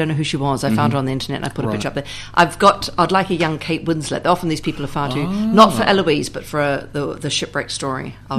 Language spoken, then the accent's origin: English; Wellington, New Zealand; I grew up in Wellington.